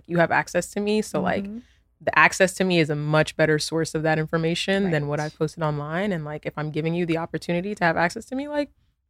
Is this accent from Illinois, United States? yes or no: no; New York, United States; I have siblings, you know, I'm from New York, you know, like we don't share the same experience in getting to know each other.